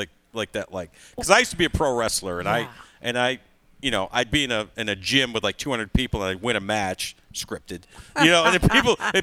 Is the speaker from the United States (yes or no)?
yes; Syracuse, New York, United States; moved away as an adult; also born or lived in Pittsburgh; now in Nashville, United States; In Syracuse, New York, which is basically my hometown